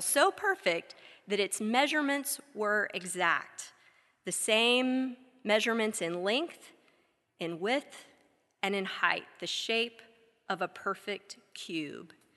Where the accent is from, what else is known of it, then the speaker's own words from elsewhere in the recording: Texas, United States; moved away as an adult; now in Wilmore, United States; something none of us had ever had growing up in Texas